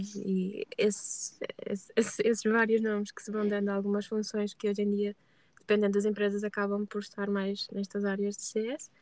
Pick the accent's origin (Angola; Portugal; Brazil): Portugal; Braga, Norte; moved away as an adult; now in Porto, Portugal; nasci em Braga e vivo há cerca de 3 anos e meio no Porto